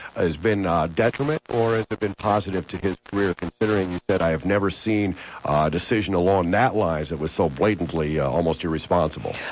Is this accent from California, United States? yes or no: yes; Los Angeles, California, United States; moved away; I was from California